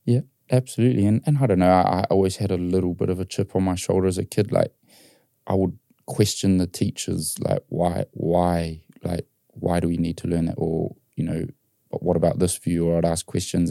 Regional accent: New Zealand; I grew up in New Zealand and we loved our rugby.

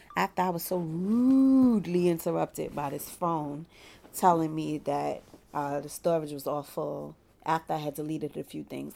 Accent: Brooklyn, New York, United States; I am in private practice in my hometown of Brooklyn, New York

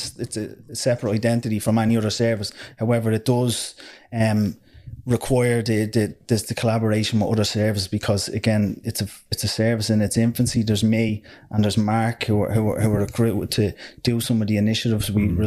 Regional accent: Dublin, Leinster, Ireland; I came from similar backgrounds yourself, from areas of social disadvantage. I came from Finglas.

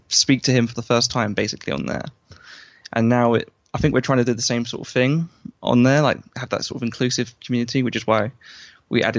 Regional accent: London, United Kingdom; I'm from London

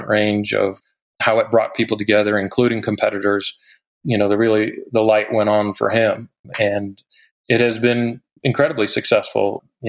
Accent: Boulder, Colorado, United States; now in Carbondale, United States; you know, I moved to Carbondale and started putting on events and bringing people together in Aspen that I was the guy from Boulder and I was here to help.

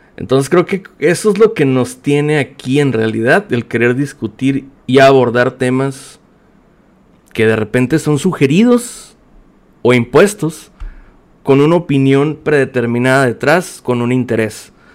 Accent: Mexicali, Baja California, Mexico; soy de Mexicali, Baja California

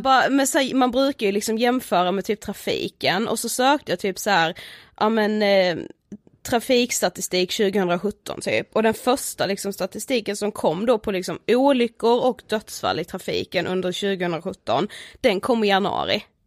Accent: Karlshamn, Blekinge, Sweden; now in Stockholm, Sweden; jag kommer ifrån eh, Karlshamn, bor i Stockholm

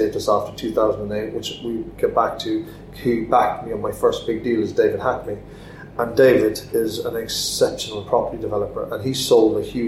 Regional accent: Cork, Munster, Ireland; my hometown in Cork

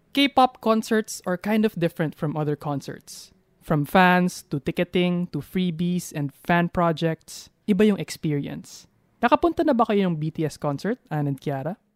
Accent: Philippines; us Pinoys

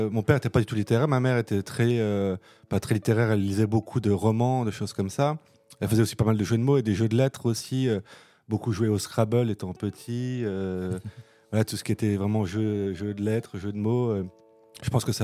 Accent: Nancy, Grand Est, France; moi, je suis né à Nancy. Voilà, y a pas... J'ai vécu à Nancy, j'ai fait mes études à Nancy. Voilà, un euh, pur souche, on va dire.

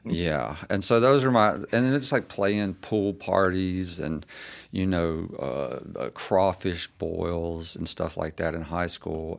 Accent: Laurel, Mississippi, United States; also born or lived in Jackson Hole, Wyoming; my hometown is Laurel, Mississippi

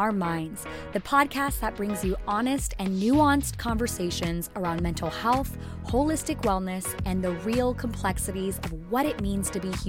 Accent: California, United States; But I'm also born and raised in California

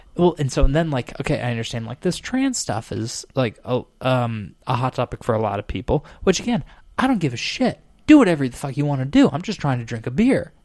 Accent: Arizona, United States; I come from Arizona

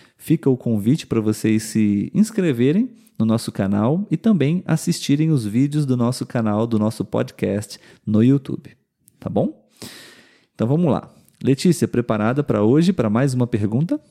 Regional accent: interior of Rio de Janeiro state, Brazil; Nós somos do interior do estado do Rio de Janeiro a mais ou menos umas duas, três horas da capital

